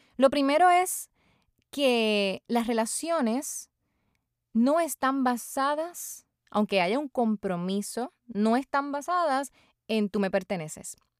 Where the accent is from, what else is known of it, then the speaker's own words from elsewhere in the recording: Puerto Rico; mi país, Puerto Rico